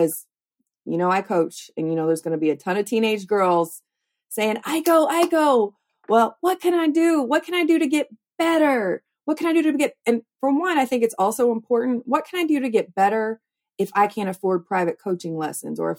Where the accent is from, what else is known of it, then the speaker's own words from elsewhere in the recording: Louisville, Kentucky, United States; I'm from here. And I love this town.